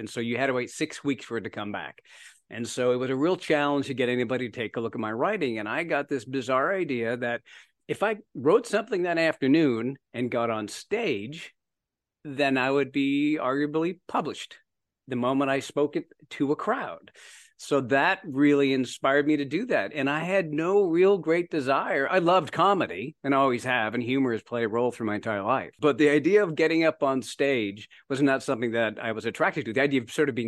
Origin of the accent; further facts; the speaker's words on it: Berkeley Heights, New Jersey, United States; accent: Canadian; also born or lived in Canada; going to New Jersey, as you mentioned, Berkeley Heights, New Jersey. And I moved there 9 years old with my Canadian accent